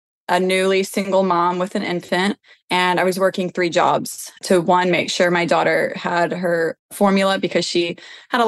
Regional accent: Tennessee, United States; I grew up here in Tennessee. I've been here my whole life

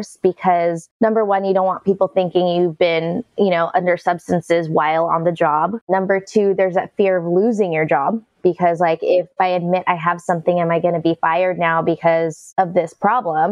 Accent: Bay Area, California, United States; I grew up in the Bay Area, California, to two immigrant parents

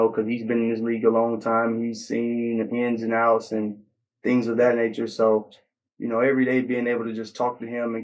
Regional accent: Mississippi, United States; now in New Orleans, United States; I grew up in Mississippi.

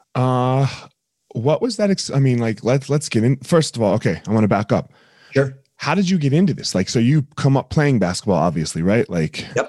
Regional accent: New Jersey, United States; now in Colorado, United States; I grew up in New Jersey

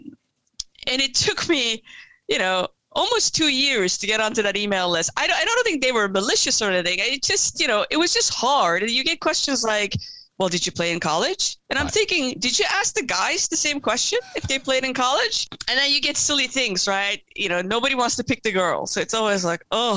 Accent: Turkey; moved away; I was born and raised in Turkey

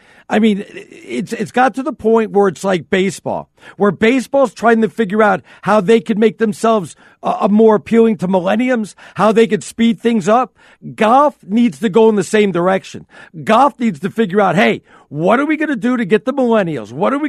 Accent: New York, United States; I'm a New Yorker.

